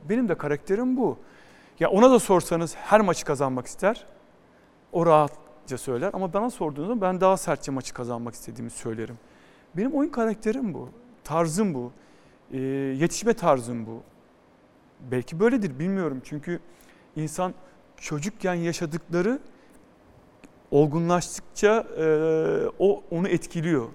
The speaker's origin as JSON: {"language": "Turkish", "region": "Istanbul", "country": "Turkey", "tie": "born or raised there", "also_born_or_lived": "Florya, Istanbul", "said": "Ben Edirne Kapı Karagümrük'te büyüdüm."}